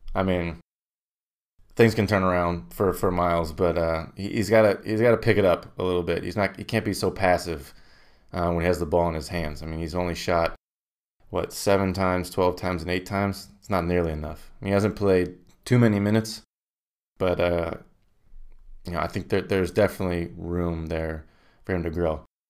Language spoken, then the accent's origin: English; Indiana, United States; I'm from Indiana.